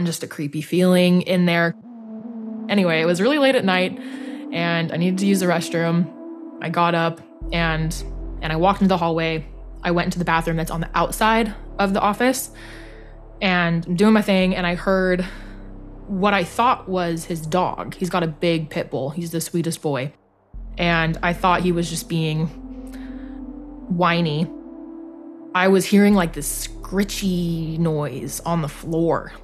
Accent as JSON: {"language": "English", "town": "Los Angeles", "region": "California", "country": "United States", "said": "I'm from the Los Angeles area"}